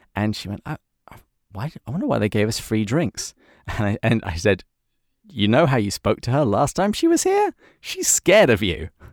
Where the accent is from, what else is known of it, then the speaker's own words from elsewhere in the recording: England, United Kingdom; I'm English